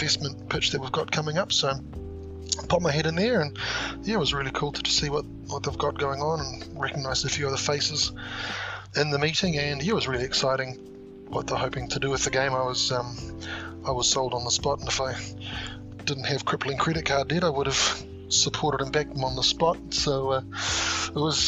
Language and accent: English; Auckland, New Zealand; I'm a budding Flesh and Blood player from Auckland, New Zealand